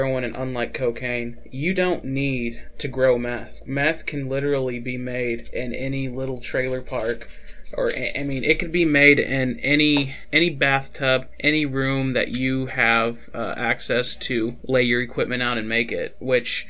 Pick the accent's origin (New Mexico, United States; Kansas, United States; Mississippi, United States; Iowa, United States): New Mexico, United States; Albuquerque; I was born in Albuquerque, New Mexico.